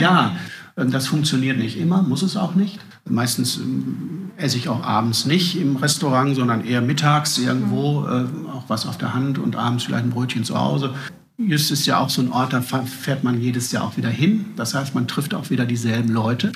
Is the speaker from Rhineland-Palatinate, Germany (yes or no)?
no; Duisburg, North Rhine-Westphalia, Germany; ich komme aus Duisburg